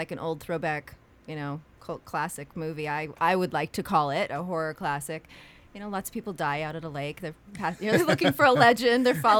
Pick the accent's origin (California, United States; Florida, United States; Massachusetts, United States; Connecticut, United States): California, United States; Burbank; born or raised there